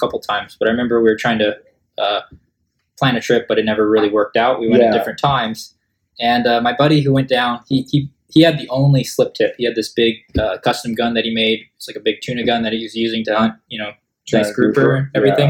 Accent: Southern California, United States; we're from Southern California

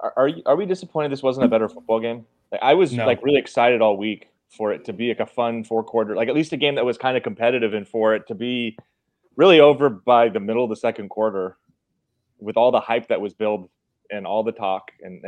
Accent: Eugene, Oregon, United States; I grew up in Eugene watching this program

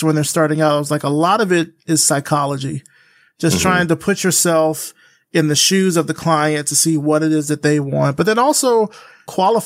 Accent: Selma, Alabama, United States; I grew up in Alabama

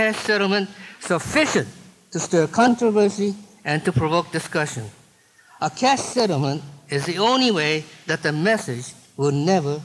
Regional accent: San Francisco, California, United States; I was born in San Francisco.

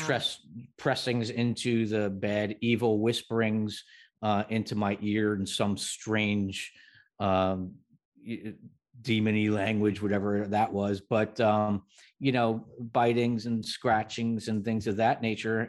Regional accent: New Jersey, United States; I grew up in New Jersey

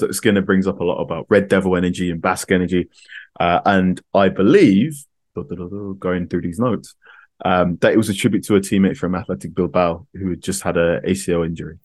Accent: London, United Kingdom; I was born in London. I've spent many a school day, and most of my school, like, you know, arguing with Arsenal fans

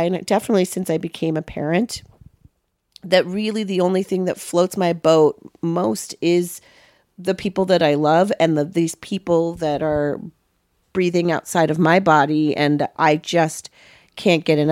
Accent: Los Angeles, California, United States; I grew up in Westwood

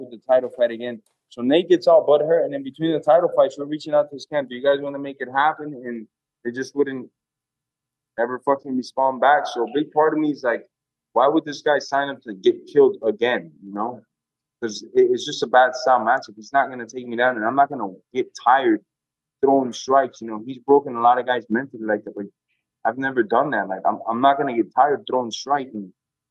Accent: Miami, Florida, United States; it's in my hometown

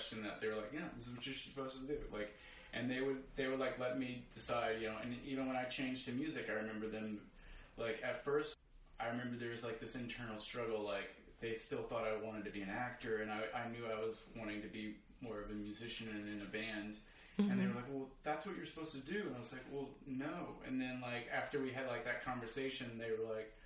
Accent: Baton Rouge, Louisiana, United States; I grew up in Baton Rouge, Louisiana

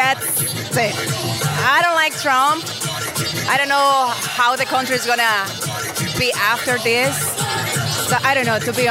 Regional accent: Honduras; moved away; I'm from Honduras

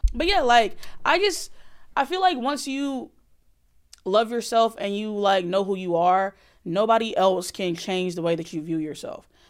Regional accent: Alabama, United States; I grew up in Alabama

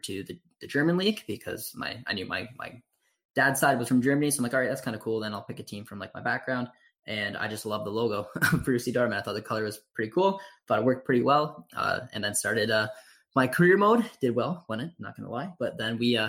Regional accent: Canada; I grew up in Canada

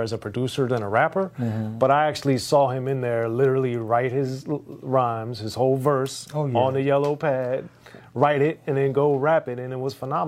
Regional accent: Maryland, United States; And I, even though I grew up in Maryland, I had the fortune of hearing some of the mixes that he did from K-Day

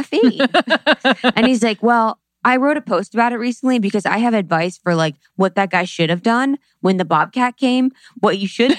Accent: Ohio, United States; moved away; from Ohio

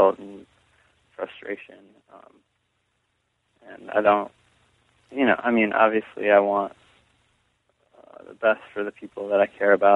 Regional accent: Solon, Ohio, United States; I grew up in Solon, Ohio

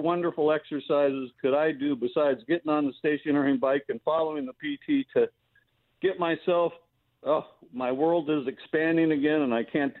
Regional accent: Los Angeles, California, United States; The San Fernando Valley. I'm a Valley boy.

